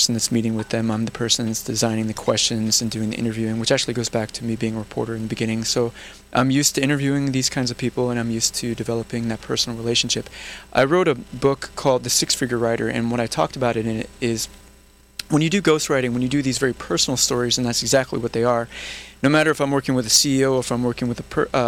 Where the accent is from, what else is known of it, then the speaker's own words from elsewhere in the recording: Missouri, United States; moved away as an adult; also born or lived in California; I'm from Missouri